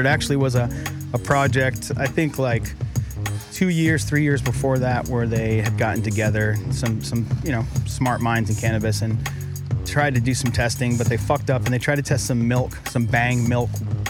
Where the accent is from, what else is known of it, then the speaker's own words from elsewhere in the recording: Boston, Massachusetts, United States; moved away as an adult; now in California, United States; Yeah, from Boston.